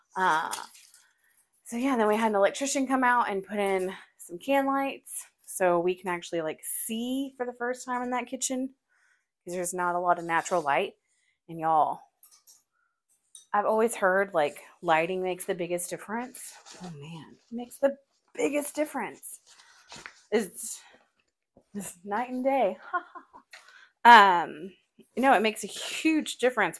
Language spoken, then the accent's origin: English; Forney, Texas, United States; I am not a country girl, even though I grew up in Forney